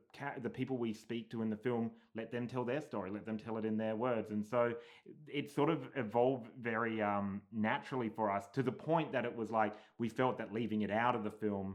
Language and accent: English; Australia; now in United States; we're from Australia, living here in America